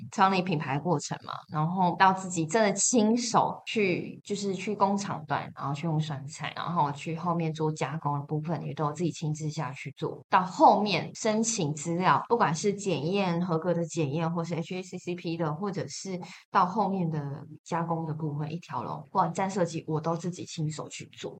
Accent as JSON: {"language": "Chinese", "region": "Changhua County", "country": "Taiwan", "tie": "born or raised there", "also_born_or_lived": "Taipei", "moved": "yes", "said": "原来家乡也是一个宝地啊，我家乡在彰化啊"}